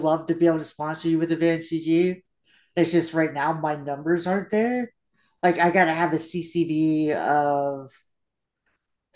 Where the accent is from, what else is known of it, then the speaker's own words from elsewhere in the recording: Memphis, Tennessee, United States; accent: country; moved away; also born or lived in Florida; I was born in Memphis, Tennessee.